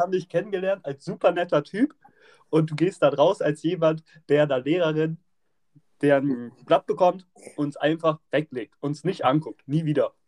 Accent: Bremen, Germany; Wir kommen ja alle aus Bremen

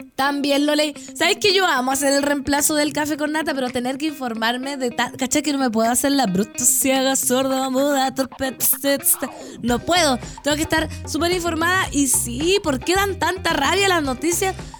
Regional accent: Putaendo, Valparaíso, Chile; now in Santiago, Chile; mi pueblo no se me va del corazón

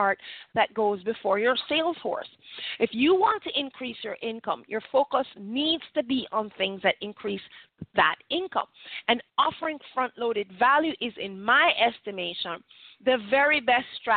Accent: Jamaica; we're Jamaican

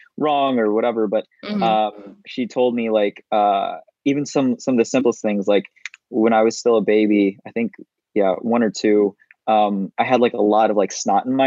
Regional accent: Detroit, Michigan, United States; also born or lived in Iligan City, Philippines; Moved here when I was 3 years old to Detroit, Michigan. Have grown up here since.

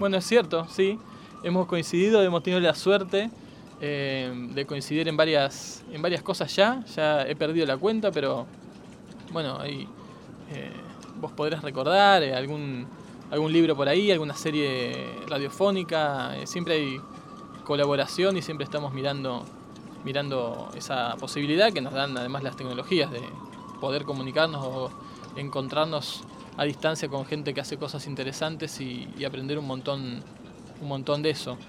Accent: Argentina

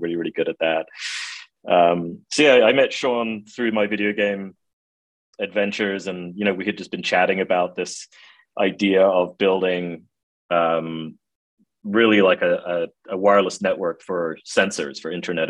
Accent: England, United Kingdom; I grew up in England. I went to college at the University of Manchester

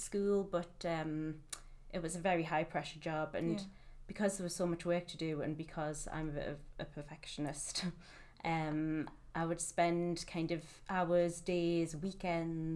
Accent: Newcastle upon Tyne, North East England, United Kingdom; moved away as an adult; now in Manchester, United Kingdom; I'm from Newcastle originally, and I've lived in Manchester for the past 5 years

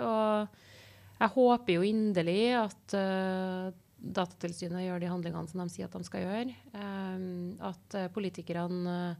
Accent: Trondheim, Trøndelag, Norway; jeg er født og oppvokst her i Trondheim

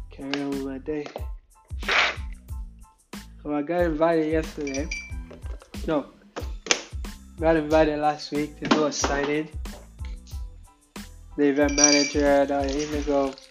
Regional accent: England, United Kingdom; accent: English; I tell you how my how audible my English accent is.

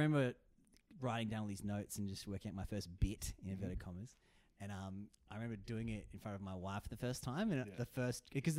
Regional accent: Blacktown, New South Wales, Australia; So I grew up originally around Blacktown near Maryong is the was the suburb, and I was there with my brother and my mum and my dad.

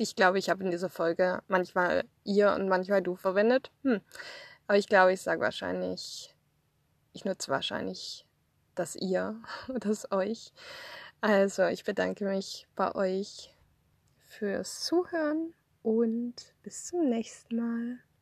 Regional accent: Swabia, Germany; moved away as an adult; also born or lived in Thuringia / Outback, Queensland, Australia; now in Australia; ich komme aus dem Schwabenland, also ich bin im Schwabenland aufgewachsen

